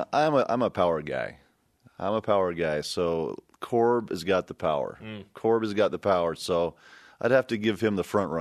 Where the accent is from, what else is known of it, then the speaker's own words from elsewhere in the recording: Provo, Utah, United States; also born or lived in Staten Island, New York; I grew up here in Provo